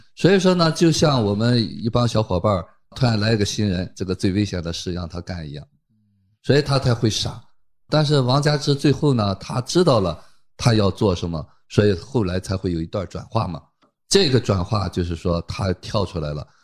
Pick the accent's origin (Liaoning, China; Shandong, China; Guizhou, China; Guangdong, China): Shandong, China; Qingdao; accent: Qingdao dialect; 我们青岛话叫使坏